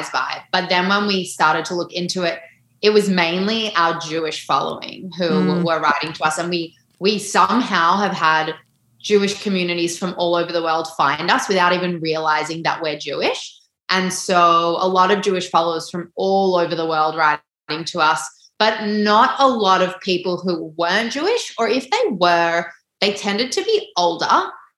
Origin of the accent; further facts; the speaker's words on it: Australia; We are Australian. We are living on this land